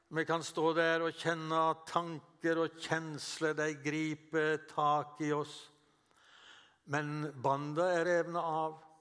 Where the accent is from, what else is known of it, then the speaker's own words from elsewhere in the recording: Western Norway, Norway; moved away as an adult; also born or lived in Oslo; jeg kommer jo fra Vestlandet